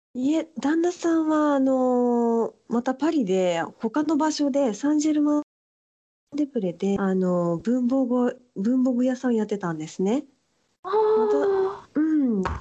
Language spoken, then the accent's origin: Japanese; Fukui, Japan; moved away as an adult; also born or lived in Niigata; now in Paris, France; 生まれは新潟で育ったのは福井ですね